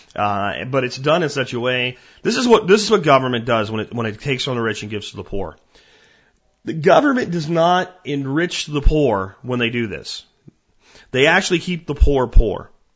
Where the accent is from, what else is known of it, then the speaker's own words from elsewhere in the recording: Jonestown, Pennsylvania, United States; Where I grew up in Pennsylvania, you know, we, we lived in a place called Jonestown